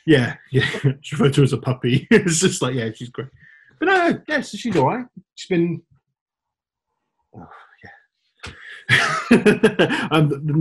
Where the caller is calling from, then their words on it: Brighton, South East England, United Kingdom; stage manager with Shawn Mendes, calling from Brighton.